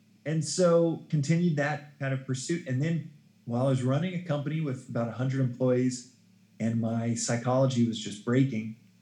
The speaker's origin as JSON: {"language": "English", "town": "Dallas", "region": "Texas", "country": "United States", "tie": "born or raised there", "also_born_or_lived": "South Africa", "moved": "yes", "said": "growing up in Dallas, Texas, a very Bible Belt"}